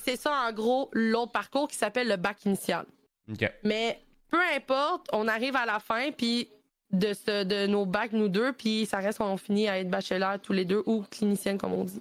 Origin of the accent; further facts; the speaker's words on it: Sherbrooke, Quebec, Canada; je viens de Sherbrooke puis j'ai étudié là-bas